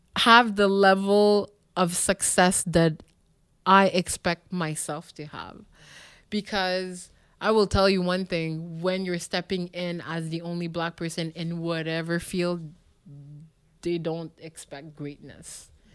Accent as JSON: {"language": "English", "town": "Montreal", "region": "Quebec", "country": "Canada", "tie": "born or raised there", "also_born_or_lived": "Ottawa", "moved": "yes", "said": "I grew up in Park X, which is known now as a very uh, poor neighborhood"}